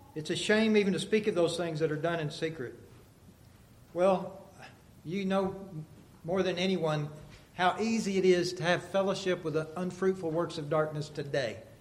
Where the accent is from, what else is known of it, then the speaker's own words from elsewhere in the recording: United States; moved away; we'd fly into Dallas and drive to Amarillo up to my hometown, and it's just flat.